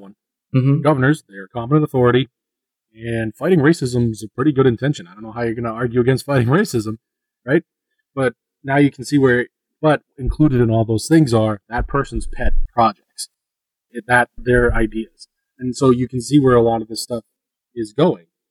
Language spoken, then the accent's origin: English; Northeast, United States; moved away; I'm from the Northeast, the way that we use sarcasm and the way we talk